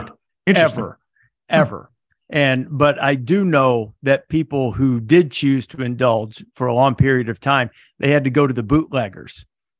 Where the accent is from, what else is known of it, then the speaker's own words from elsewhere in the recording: Muscle Shoals, Alabama, United States; I grew up in Northwest Alabama, where it was dry for quite some period of time.